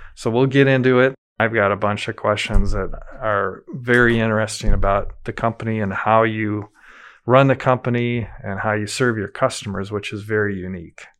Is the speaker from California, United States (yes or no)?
no; Madison, Wisconsin, United States; as a kid, growing up in Madison, a lot of the kids I grew up with, their dads worked for Asker Meyer.